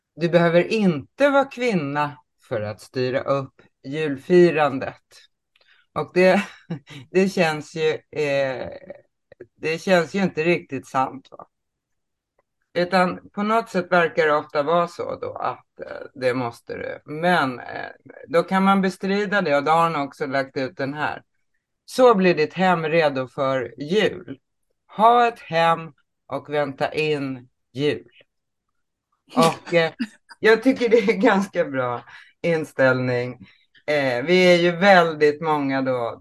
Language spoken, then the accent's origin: Swedish; Småland, Sweden; Jag kommer ju från Småland också.